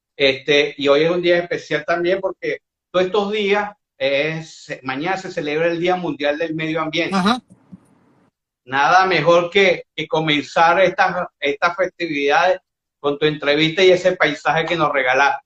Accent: Venezuela; Yo soy como buen venezolano

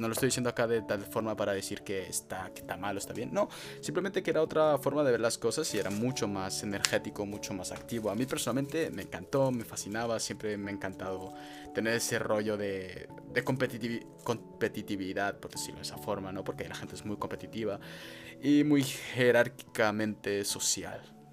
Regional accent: El Fraile, Canary Islands, Spain; born or raised there; also born or lived in Freiburg, Baden-Württemberg, Germany

